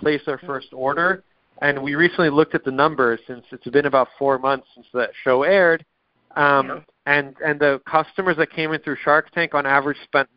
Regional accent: Israel; moved away; I grew up in Israel

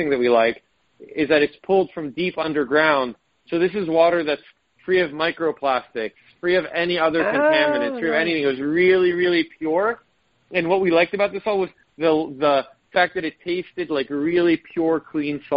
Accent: Israel; moved away; I was born in Israel

